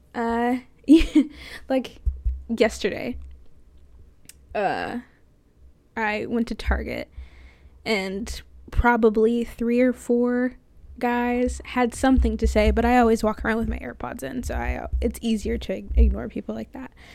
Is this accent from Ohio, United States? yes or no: no; Florida, United States; moved away; I'm from Florida